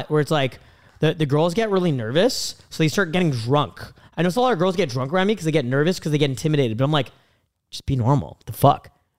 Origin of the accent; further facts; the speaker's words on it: Canada; I'm from Canada.